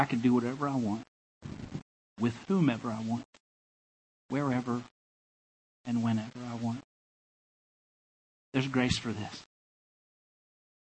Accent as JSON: {"language": "English", "town": "Enola", "region": "Arkansas", "country": "United States", "tie": "born or raised there", "also_born_or_lived": "Louisiana", "moved": "as an adult", "lives_now": "Blacksburg, United States", "said": "That's where I'm from. Enola is where I went to high school. It's a place in the state called Arkansas."}